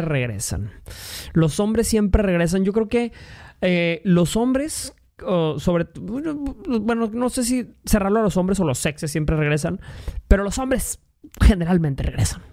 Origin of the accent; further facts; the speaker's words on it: Mexico; Yo soy de México